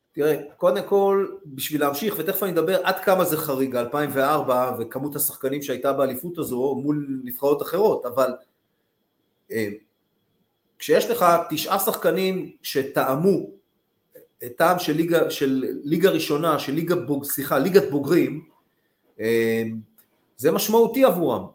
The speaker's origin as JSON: {"language": "Hebrew", "town": "Tel Aviv", "region": "Tel Aviv District", "country": "Israel", "tie": "born or raised there", "said": "גרתי ליד כיכר דיזינגוף"}